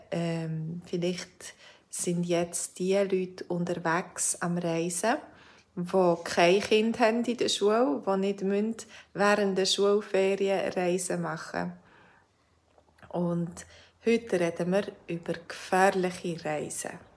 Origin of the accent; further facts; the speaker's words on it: Switzerland; ich bin ja selber Schweizerin, aber ich habe noch lange nicht alles gesehen in der Schweiz.